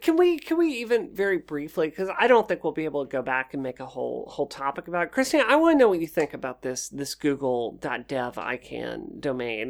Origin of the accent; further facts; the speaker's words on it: Mississippi, United States; moved away as an adult; also born or lived in Washington, D.C.; I grew up in Mississippi